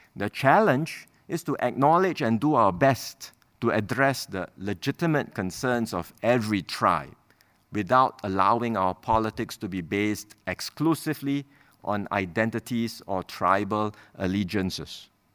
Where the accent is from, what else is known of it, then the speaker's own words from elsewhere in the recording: Singapore; So we may be Chinese, Malay, Indian, Eurasian, or any other race, but we are first and foremost Singaporeans